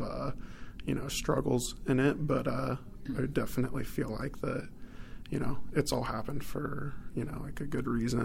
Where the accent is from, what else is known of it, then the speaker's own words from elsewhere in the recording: Orange County, California, United States; moved away as an adult; now in Sacramento, United States; I'm from Orange County